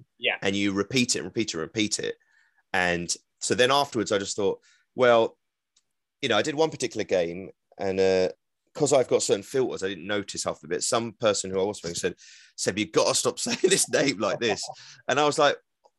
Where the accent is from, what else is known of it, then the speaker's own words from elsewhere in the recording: London, United Kingdom; accent: East London; I'm from East London. I could get really thick with the East London accent